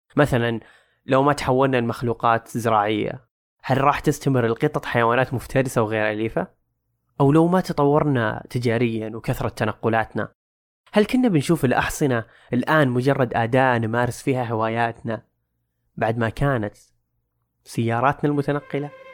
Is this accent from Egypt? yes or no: no; Saudi Arabia; عندنا بالسعودية